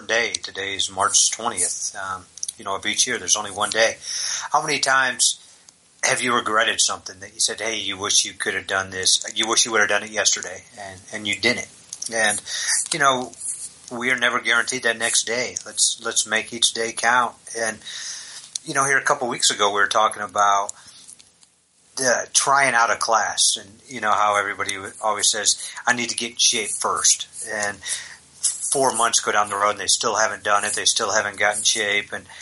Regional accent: Syracuse, New York, United States; I'm from Syracuse, New York.

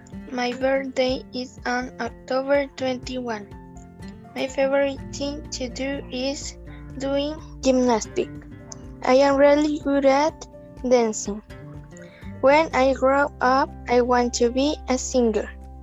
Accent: Chile; English is a second language; I am from Chile. I am in grade 6. I am 11 years old.

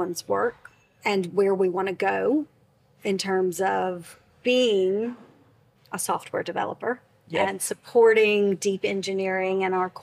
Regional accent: United States; moved away as an adult; now in London, United Kingdom; As an American living outside in London for the past 21 years

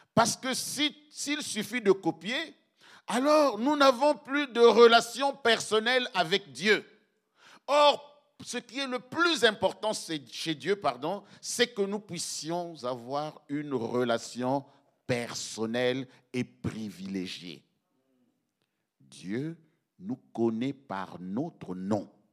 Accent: Belgium; chez nous, en Belgique

